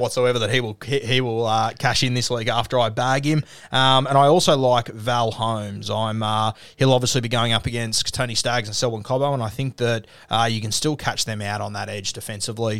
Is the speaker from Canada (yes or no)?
no; Australia; as an Aussie